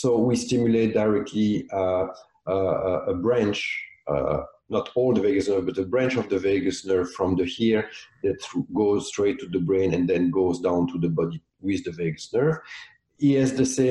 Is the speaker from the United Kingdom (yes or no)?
no; Belgium; also born or lived in South of France; now in Nova Scotia, Canada; I'm from Belgium